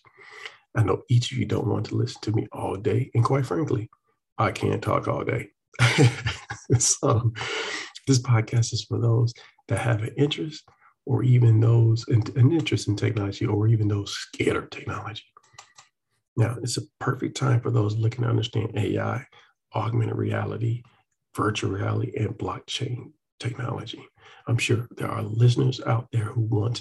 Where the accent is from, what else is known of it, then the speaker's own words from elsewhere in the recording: Atlanta, Georgia, United States; I'm from Atlanta